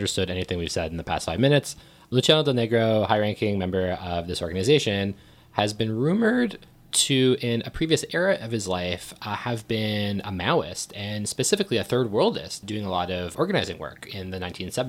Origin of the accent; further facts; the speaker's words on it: Thornhill, Ontario, Canada; I grew up in Thornhill